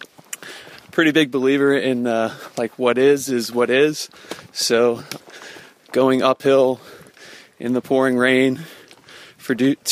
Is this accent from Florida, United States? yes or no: yes; Brandon, Florida, United States; I'm from Brandon, Florida, which is just outside of Tampa. And I lived there since, like, 1986 when I was 6 years old